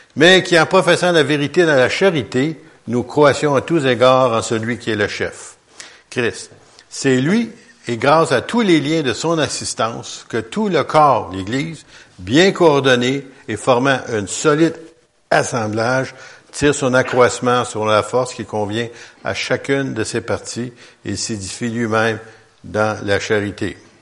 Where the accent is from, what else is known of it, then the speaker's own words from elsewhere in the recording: Quebec, Canada; on est des Québécois